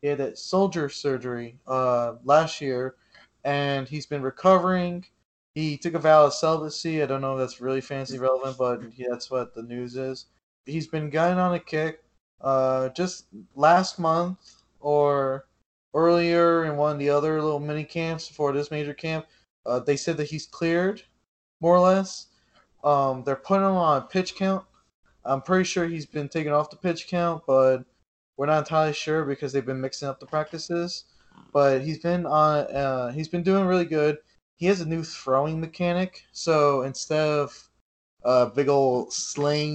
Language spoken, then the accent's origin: English; New York, United States; I'm from New York.